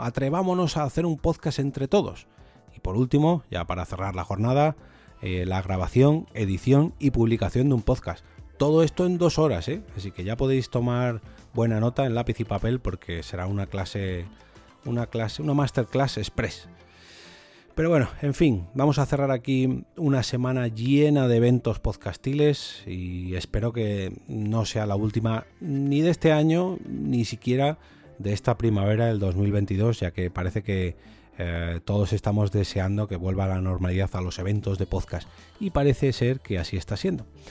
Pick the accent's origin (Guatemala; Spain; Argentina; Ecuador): Spain; Madrid, Community of Madrid; como madrileño, pues tengo el galego un poquito oxidado.